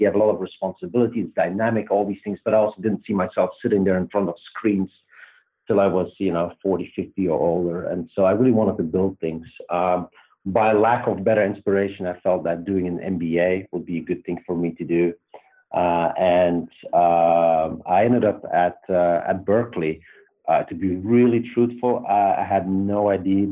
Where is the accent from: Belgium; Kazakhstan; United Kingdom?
Belgium; accent: Belgian; moved away as an adult; also born or lived in Luxembourg; now in United States; I grew up in Belgium, pretty much lived there till I was 26